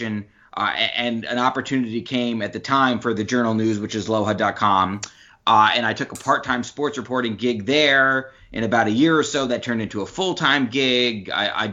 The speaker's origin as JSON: {"language": "English", "town": "New Rochelle", "region": "New York", "country": "United States", "tie": "born or raised there", "said": "I grew up in Westchester County, not too far from the city, New Rochelle, New York, to be exact."}